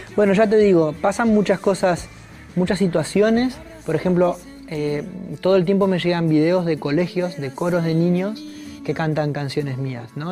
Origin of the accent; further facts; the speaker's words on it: Argentina